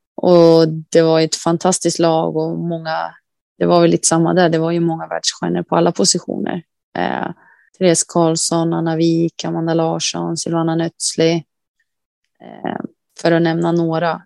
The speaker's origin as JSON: {"language": "Swedish", "town": "Västerhaninge", "region": "Stockholm County", "country": "Sweden", "tie": "born or raised there", "moved": "yes", "lives_now": "Kalix, Sweden", "said": "Jag är uppvuxen i Västerhaninge"}